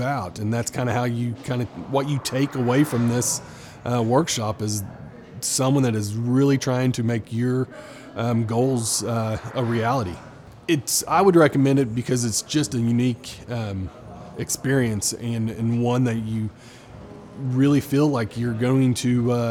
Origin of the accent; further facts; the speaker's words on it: Tulsa, Oklahoma, United States; I am from Tulsa, Oklahoma, and I'm with Farmers Insurance